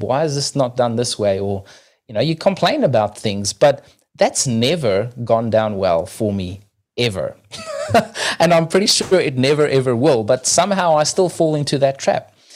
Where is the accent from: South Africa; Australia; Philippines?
South Africa; now in New Zealand